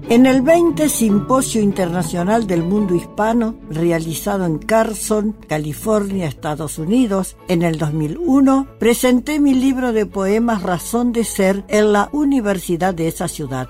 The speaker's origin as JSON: {"language": "Spanish", "town": "Concepción del Uruguay", "region": "Entre Ríos", "country": "Argentina", "tie": "born or raised there", "also_born_or_lived": "Buenos Aires", "moved": "yes", "said": "Nací en Concepción del Uruguay, Entre Ríos"}